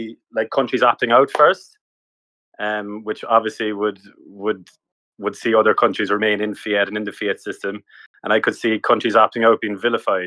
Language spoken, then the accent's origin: English; Ireland; also born or lived in Australia; I've just come back from Australia after 4 years, and I'm from Ireland.